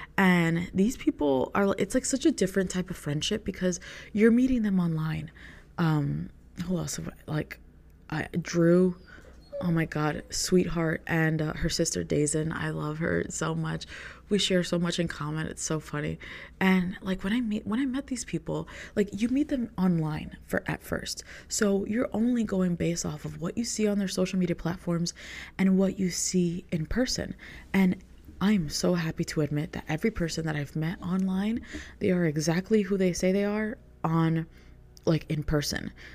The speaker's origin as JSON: {"language": "English", "region": "New York", "country": "United States", "tie": "born or raised there", "said": "I grew up in New York"}